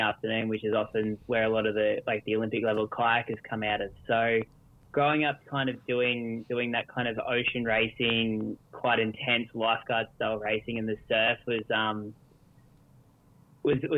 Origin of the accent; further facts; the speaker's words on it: Australia; Most kids growing up in Australia here, we did a lot of surf life saving